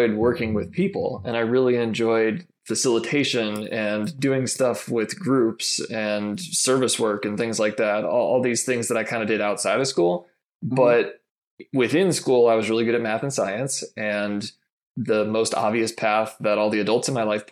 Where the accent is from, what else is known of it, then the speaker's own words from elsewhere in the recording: Massachusetts, United States; moved away as an adult; also born or lived in Michigan; I grew up in Massachusetts, got one younger brother and my two parents.